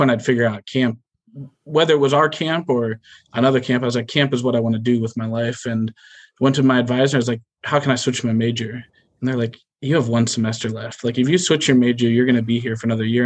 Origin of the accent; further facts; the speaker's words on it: Gahanna, Ohio, United States; I grew up in Gahanna, Ohio, born and raised, same house, 31 years